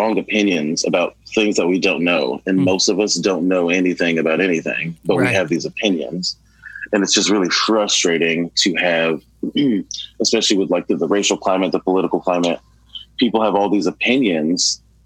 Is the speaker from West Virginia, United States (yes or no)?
no; Chicago, Illinois, United States; I was born on the South Side and is a project complex that is no longer existence right now. It's called Stateway Gardens